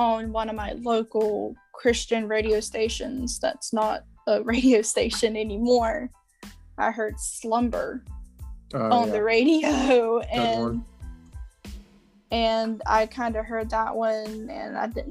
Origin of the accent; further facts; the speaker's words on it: North Carolina, United States; I am from North Carolina